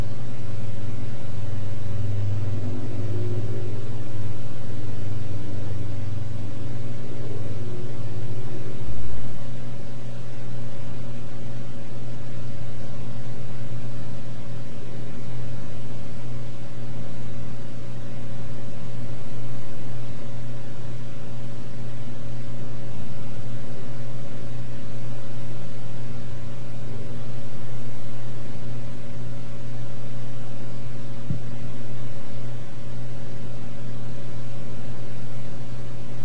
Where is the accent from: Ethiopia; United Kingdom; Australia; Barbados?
Barbados; now in United States; I came here as a stranger to America, but not from the day I landed did I ever think myself other than one with America. I never called myself an American Barbadian or an American West Indian